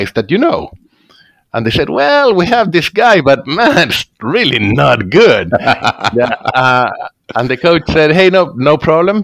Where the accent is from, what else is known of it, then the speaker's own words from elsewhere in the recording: Chile; English is a second language; moved away; also born or lived in Scotland; I'm from Chile in South America. I was born there, except for 1 year in Scotland, which I don't think counts. I was only 2 years old. Okay. I live all the time in Chile.